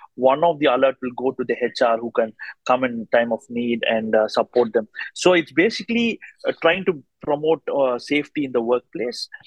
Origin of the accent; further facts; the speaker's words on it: India; now in Australia; I come from India but now live in Australia